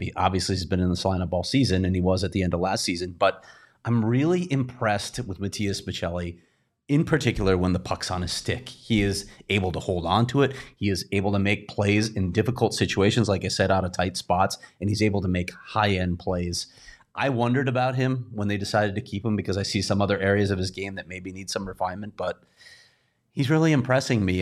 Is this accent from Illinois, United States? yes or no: yes; Chicago, Illinois, United States; I'm from Chicago